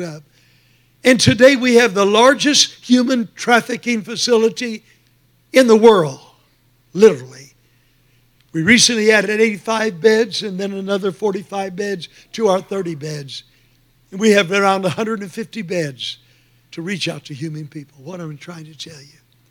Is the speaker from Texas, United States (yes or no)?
yes; Texas, United States; now in Phoenix, United States; I was born in Texas